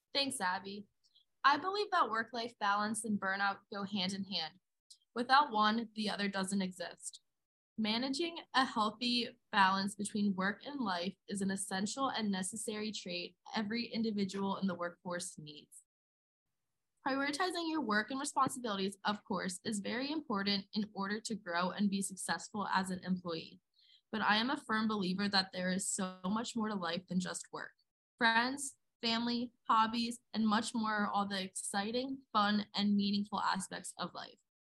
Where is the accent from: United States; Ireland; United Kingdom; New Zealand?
United States; West Chester, Pennsylvania; I'm from Westchester, Pennsylvania, an area I usually refer to as outside of Philly.